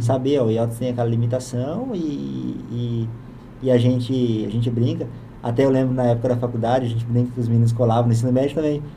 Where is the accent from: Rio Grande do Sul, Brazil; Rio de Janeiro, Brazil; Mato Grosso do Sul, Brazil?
Mato Grosso do Sul, Brazil; Campo Grande; moved away as an adult; also born or lived in São Paulo; Eu cresci lá, eu cresci no Jardim Leblon